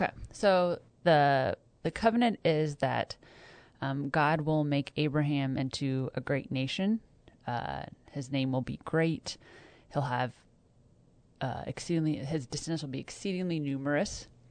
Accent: Kansas, United States; now in North Texas, United States; I grew up in Kansas

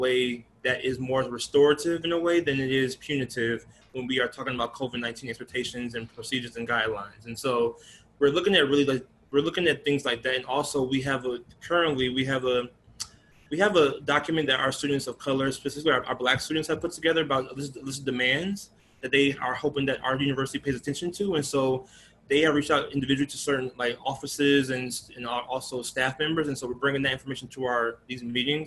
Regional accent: Atlanta, Georgia, United States; moved away as an adult; now in Chicago area, United States; moving from my hometown of Atlanta

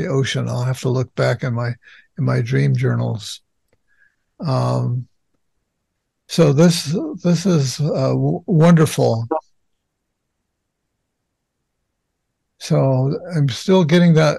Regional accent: Los Angeles, California, United States; I grew up in Los Angeles

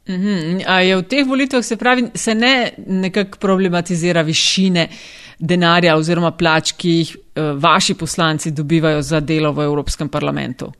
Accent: Kočevje region, Southeast Slovenia, Slovenia; Jaz sem iz Kočevske, doma

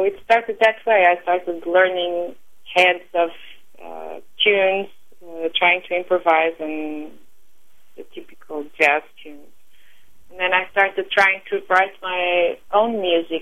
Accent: Lisbon, Portugal; first language Portuguese; English is a second language; moved away as an adult; now in New York, United States; So I was born in Lisbon, and I lived in Lisbon until 2005.

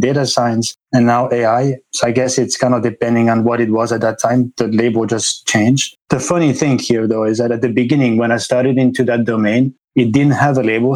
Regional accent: Switzerland; moved away as an adult; I grew up in Switzerland

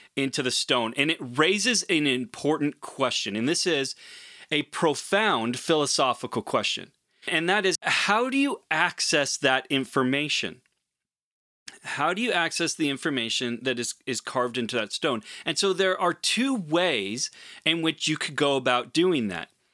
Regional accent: Portland, Oregon, United States; as an Oregonian. I'm originally from Portland.

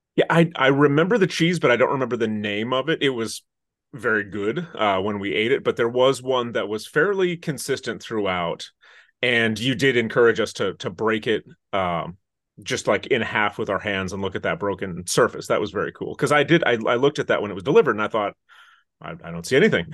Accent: Interlochen, Michigan, United States; I'm originally from northern Michigan

